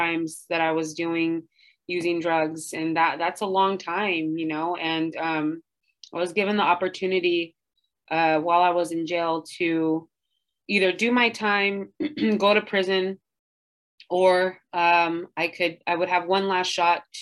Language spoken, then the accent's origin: English; Santa Barbara, California, United States; I'm from Santa Barbara, my family's here